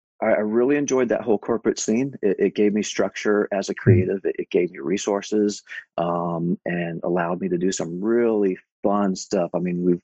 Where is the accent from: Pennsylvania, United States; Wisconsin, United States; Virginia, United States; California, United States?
Virginia, United States; outside Charlottesville; I was born and raised in Virginia in the mountains outside of Charlottesville